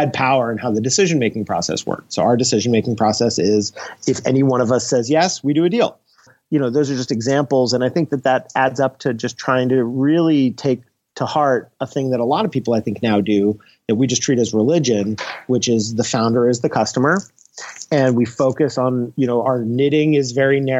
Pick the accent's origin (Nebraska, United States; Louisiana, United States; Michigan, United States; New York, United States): New York, United States; I'm from New York.